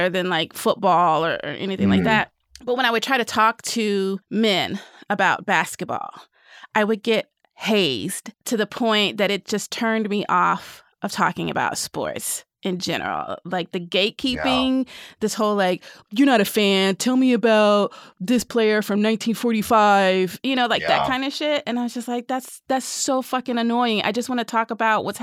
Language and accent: English; Nashville, Tennessee, United States; I grew up in Nashville